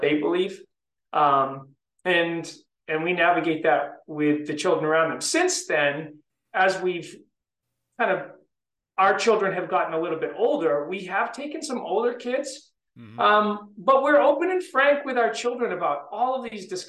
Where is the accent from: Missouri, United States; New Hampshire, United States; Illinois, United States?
New Hampshire, United States; Southern; I grew up in Southern New Hampshire. So about a half an hour north of Boston